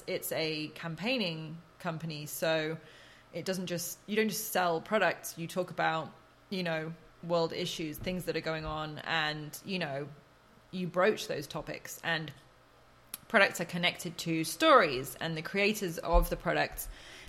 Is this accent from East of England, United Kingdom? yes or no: no; Oxford, South East England, United Kingdom; born or raised there